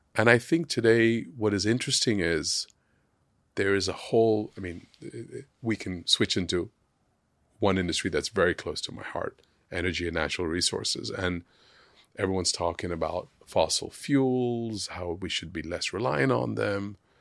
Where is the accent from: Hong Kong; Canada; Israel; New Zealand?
Hong Kong; growing up in Hong Kong